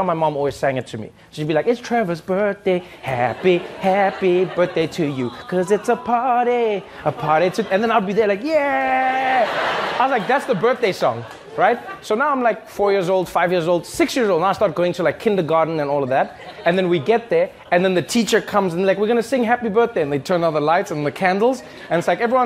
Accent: South Africa; now in United States; when I was growing up in South Africa

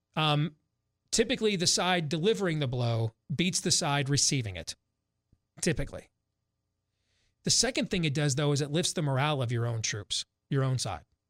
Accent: Iowa, United States; We're from Iowa

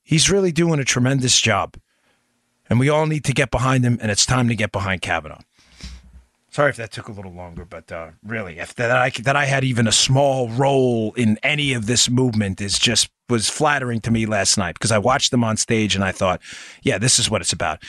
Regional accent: New York City, New York, United States; moved away; I spent most of my adult life in Queens, New York.

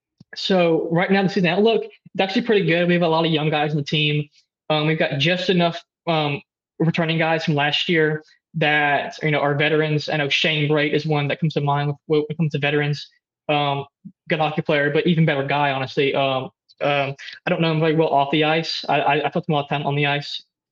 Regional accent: Oxford, Mississippi, United States; I'm from Oxford, but, you know, I know a lot of people who are here because they just, it's the environment, really.

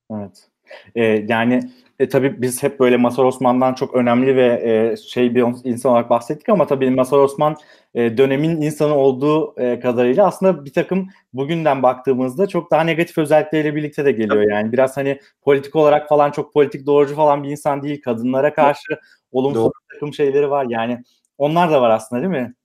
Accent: Manisa, Turkey; Ben Manisa'lıyım

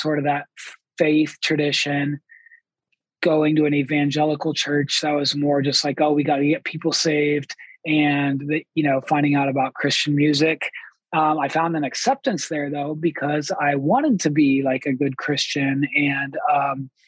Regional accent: Columbus, Ohio, United States; I'm from Columbus, Ohio

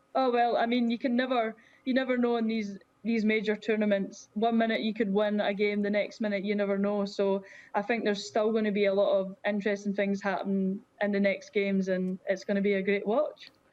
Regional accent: Scotland, United Kingdom; being Scottish

